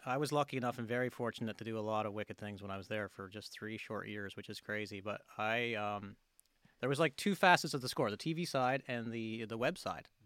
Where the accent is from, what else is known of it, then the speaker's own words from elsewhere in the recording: near Grand Falls-Windsor, Newfoundland and Labrador, Canada; in the next town over from us, Grand Falls, Windsor, Newfoundland, which is about ten minute drive from my hometown.